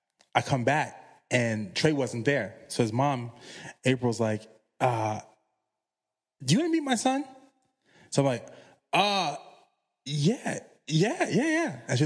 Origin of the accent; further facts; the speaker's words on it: Chesterfield, Virginia, United States; And I'm from Chesterfield, which is right outside of Richmond. But you're talking about I'm maybe 15 minutes away from Petersburg.